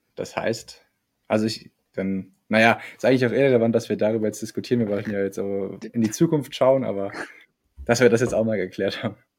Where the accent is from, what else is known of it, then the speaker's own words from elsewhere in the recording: Germany; Wir Deutschen